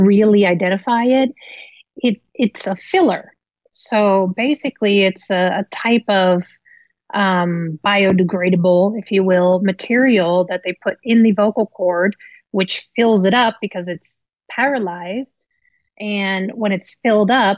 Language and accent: English; Amsterdam, North Holland, Netherlands; moved away as an adult; now in United States; I was born in Amsterdam, the Netherlands, to a Dutch father and an American mother. And I, you know, grew up in Amsterdam.